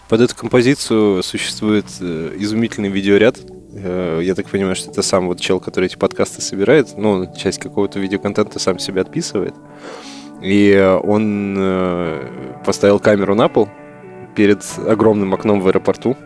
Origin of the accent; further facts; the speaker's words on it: Altai Krai, Russia; moved away; в родной город на Алтай туда, Алтай Алтайский край